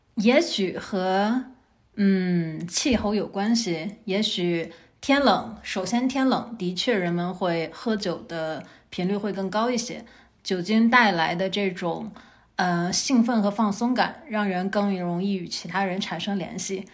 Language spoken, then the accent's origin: Chinese; Northeast China, China; accent: Northeastern (Dongbei); 东北人的特点就是自己讲东北话的时候自己毫无意识，我们很多时候没有意识到我们讲的带有东北口音